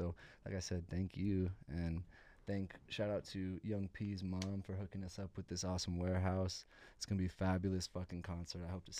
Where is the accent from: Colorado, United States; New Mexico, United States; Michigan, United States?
New Mexico, United States; Santa Fe; I was born in Santa Fe.